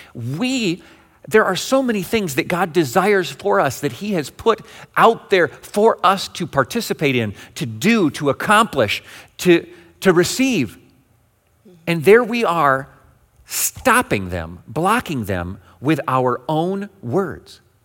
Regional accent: Western Michigan, United States; Growing up in Western Michigan, we have multiple denominational headquarters

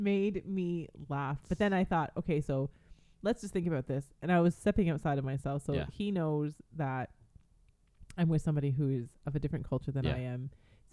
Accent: Canada; because I'm Canadian, I was born here. I was raised here.

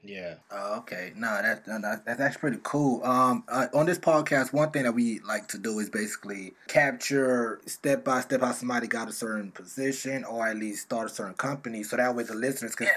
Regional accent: South Florida, United States; I'm from South Florida

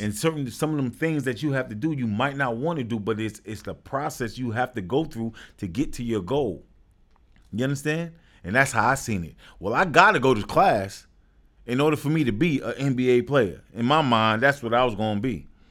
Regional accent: New York City, New York, United States; born and raised in Brooklyn.

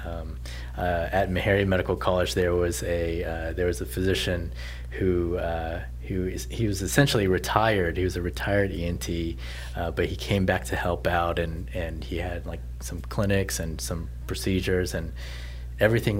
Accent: Southern California, United States; moved away as an adult; also born or lived in Nashville / New Orleans; now in Houston, United States; I was born and raised in Southern California.

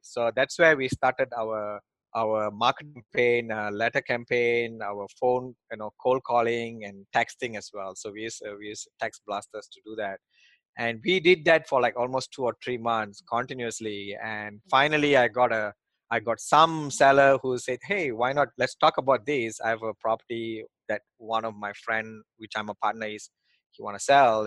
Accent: Malaysia; moved away as an adult; also born or lived in Australia; now in United States; I came from Malaysia.

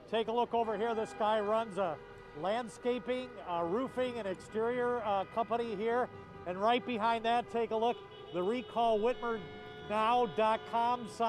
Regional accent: Bellevue, Michigan, United States; I'm from Bellevue, Michigan, and I'm for freedom.

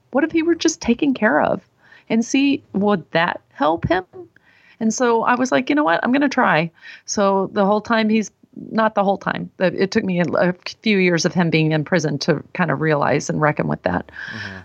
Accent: Texas, United States; moved away; I was raised in Texas

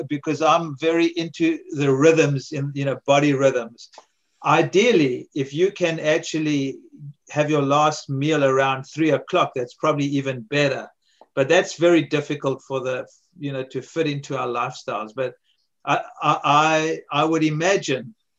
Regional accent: South Africa; also born or lived in America; now in United States; I grew up in South Africa

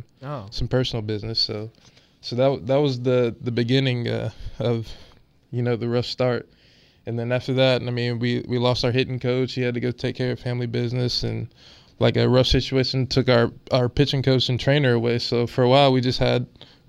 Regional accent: Charleston, South Carolina, United States; now in Wilmington, United States; I'm from Charleston, South Carolina

